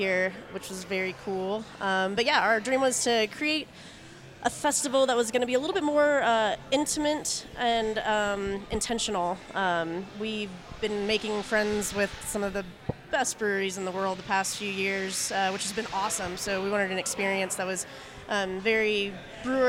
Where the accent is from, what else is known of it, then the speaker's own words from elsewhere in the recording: Indiana, United States; moved away as an adult; also born or lived in Fort Collins, Colorado; now in Greeley, United States; I'm originally from Indiana. I've been in Colorado about 6 years